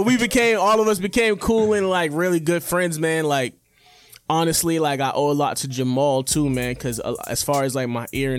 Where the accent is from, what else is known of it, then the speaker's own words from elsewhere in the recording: Boston, Massachusetts, United States; I grew up in Four Corners, or Dorchester in Four Corners.